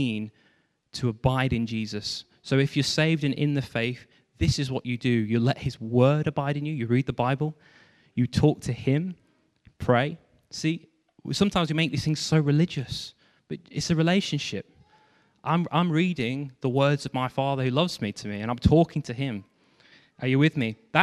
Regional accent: Stafford, West Midlands, United Kingdom; moved away; I came back to my hometown, Stafford

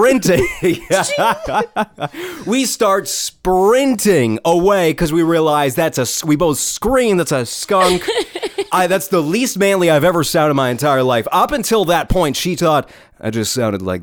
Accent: New Hampshire, United States; moved away; also born or lived in Rhode Island; I'm from New Hampshire

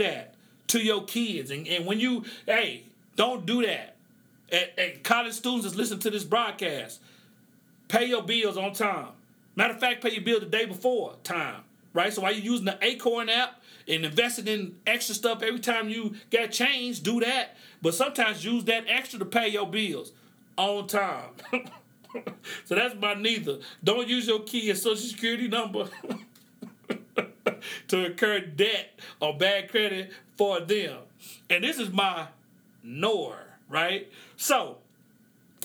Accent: Oklahoma, United States; I grew up in the Midwest in Oklahoma.

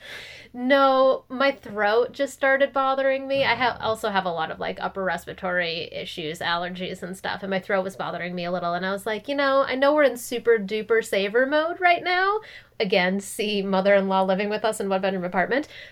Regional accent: Minnesota, United States; moved away as an adult; also born or lived in Los Angeles, California; now in California, United States; I'm from Minnesota

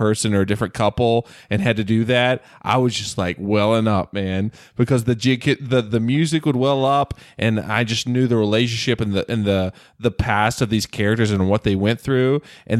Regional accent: the South, United States; I grew up in the South. I was raised in a Southern Baptist home, but now I'm not very religious.

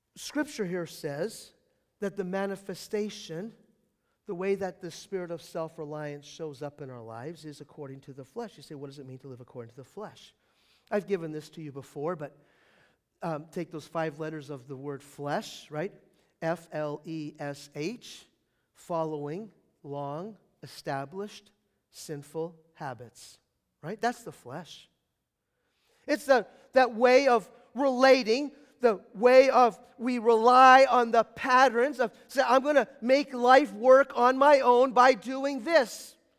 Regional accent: United States

